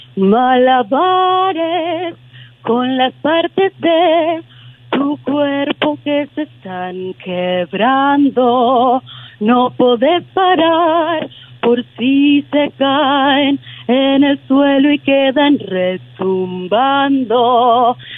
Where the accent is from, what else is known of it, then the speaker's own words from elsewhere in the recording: Junín, Buenos Aires Province, Argentina; yo soy de Junín y ella es de Junín también, eh, Junín Buenos Aires, y ahí la escuché cuando era chica